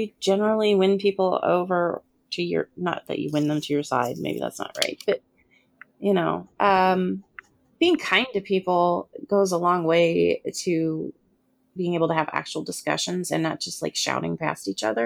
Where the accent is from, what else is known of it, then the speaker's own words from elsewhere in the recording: United States; I'm an American.